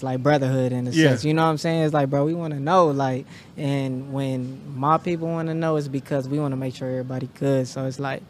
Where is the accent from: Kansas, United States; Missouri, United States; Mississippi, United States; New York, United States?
Kansas, United States; Kansas City; moved away as an adult; now in Los Angeles, United States; I'm from Wyandotte County. Currently residing